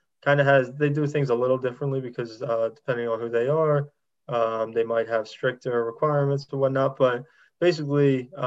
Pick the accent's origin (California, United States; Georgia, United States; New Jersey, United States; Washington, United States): New Jersey, United States; Wildwood; I'm from Wildwood, New Jersey. So Frank Vogel actually graduated from my high school